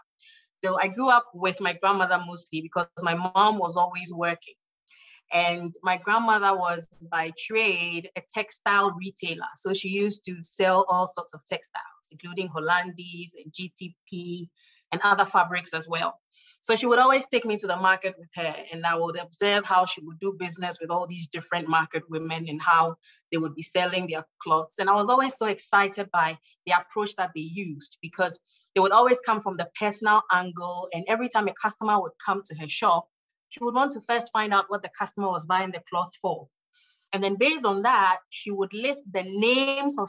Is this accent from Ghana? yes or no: yes; Ghana; my home country, Ghana